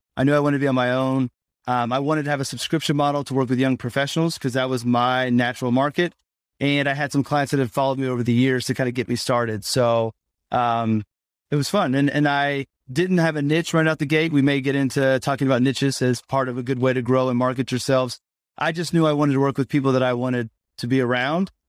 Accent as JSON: {"language": "English", "town": "Indianapolis", "region": "Indiana", "country": "United States", "tie": "born or raised there", "said": "I grew up in Indianapolis"}